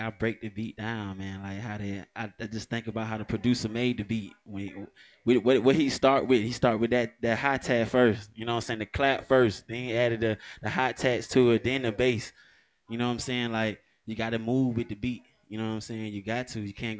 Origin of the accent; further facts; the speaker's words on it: Alabama, United States; moved away; also born or lived in Cleveland, Ohio / Atlanta, Georgia; But all I know is like Alabama and Atlanta. You know what I'm saying? It all started in Alabama.